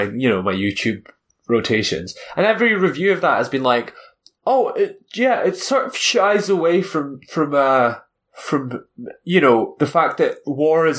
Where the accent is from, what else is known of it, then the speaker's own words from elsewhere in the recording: Elgin, Scotland, United Kingdom; my hometown, Elgin, in the northeast of Scotland